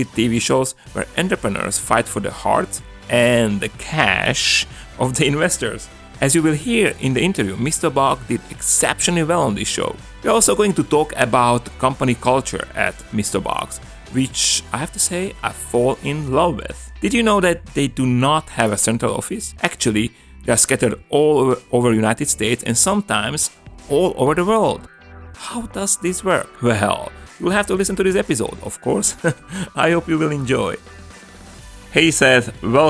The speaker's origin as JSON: {"language": "English", "country": "Slovakia", "accent": "Slovak / Hungarian", "second_language": "English", "said": "There was no Starbucks where I come from. Now they are, but I'm from Slovakia"}